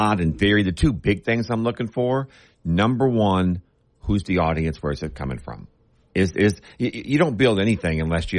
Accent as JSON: {"language": "English", "town": "Bossier City", "region": "Louisiana", "country": "United States", "tie": "born or raised there", "said": "I grew up in Bossier. I'm a Bossier High School grad of 84."}